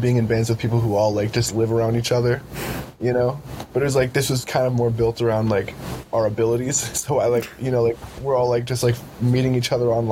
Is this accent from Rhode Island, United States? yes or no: yes; Rhode Island, United States; born or raised there